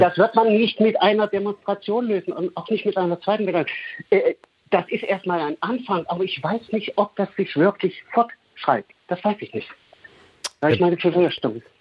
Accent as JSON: {"language": "German", "region": "East Germany", "country": "Germany", "tie": "born or raised there", "said": "ich bin in der DDR aufgewachsen"}